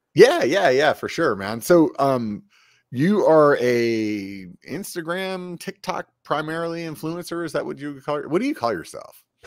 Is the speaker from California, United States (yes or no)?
no; Pennsylvania, United States; moved away; I'm from Pennsylvania originally